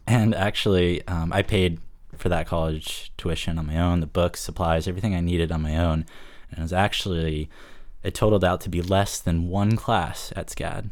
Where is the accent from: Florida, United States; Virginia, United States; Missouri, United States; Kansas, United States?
Florida, United States; Fort Lauderdale; moved away as an adult; also born or lived in Savannah, Georgia; now in Rockland, United States; I'm actually from South Florida. I was born in Fort Lauderdale, spent most of my life on Lauderdale by the Sea